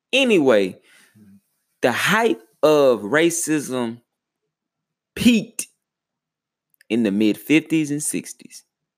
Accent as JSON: {"language": "English", "region": "Texas", "country": "United States", "tie": "born or raised there", "said": "And to me, like, I'm a native of Texas. So we was out of school."}